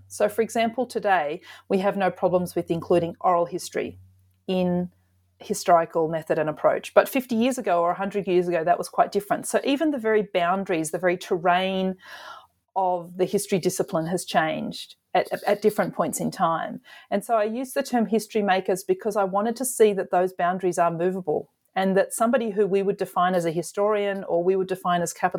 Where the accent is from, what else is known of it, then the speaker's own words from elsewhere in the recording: Australia; I'm an Australian historian working in Australia with Australian material